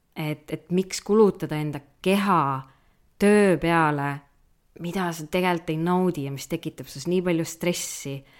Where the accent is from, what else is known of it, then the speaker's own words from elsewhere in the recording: Kudjape, Saare County, Estonia; meil see huud, kus ma üles kasvasin, oli Kudjape